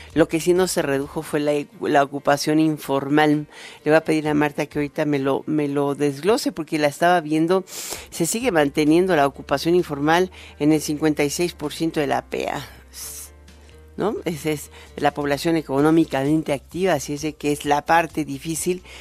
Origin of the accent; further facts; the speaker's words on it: Mexico; los mexicanos